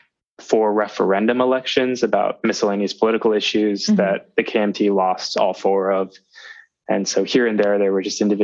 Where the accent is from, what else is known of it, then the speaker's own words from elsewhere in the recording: Taipei, Taiwan; I'm from Taipei, Taiwan.